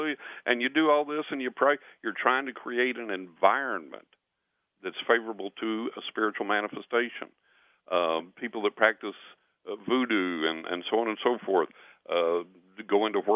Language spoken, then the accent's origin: English; West Texas, United States; growing up in West Texas